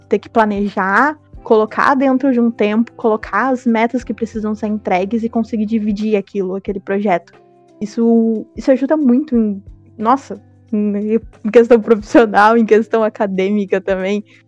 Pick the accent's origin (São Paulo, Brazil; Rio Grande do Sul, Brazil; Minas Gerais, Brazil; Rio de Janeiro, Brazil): Rio Grande do Sul, Brazil; Porto Alegre; eu sou de Porto Alegre, eu estudo direito na URGS